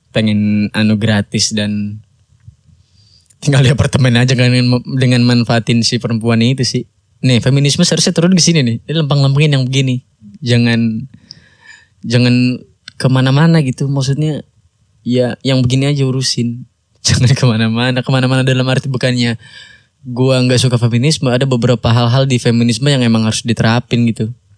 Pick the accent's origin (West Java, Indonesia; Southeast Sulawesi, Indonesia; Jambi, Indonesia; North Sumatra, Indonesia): West Java, Indonesia; Bekasi; Gua orang Bekasi